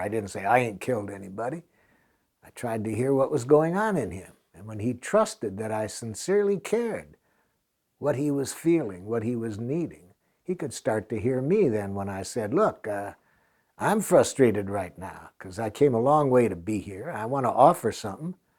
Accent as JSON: {"language": "English", "country": "United States", "said": "I'm an American"}